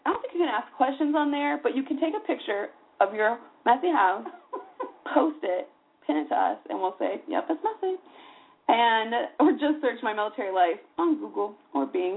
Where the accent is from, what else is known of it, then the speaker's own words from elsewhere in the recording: Arizona, United States; now in San Antonio, United States; I'm from Arizona